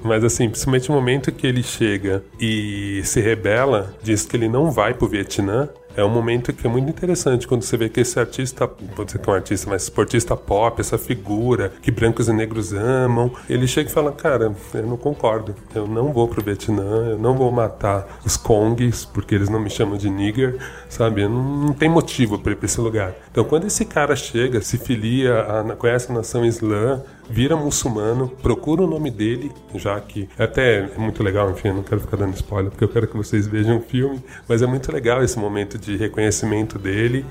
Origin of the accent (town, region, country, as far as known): Brazil